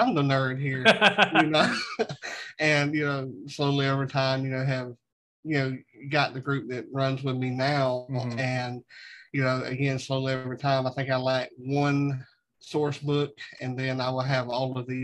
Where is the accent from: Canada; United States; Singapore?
United States; the South; growing up in the South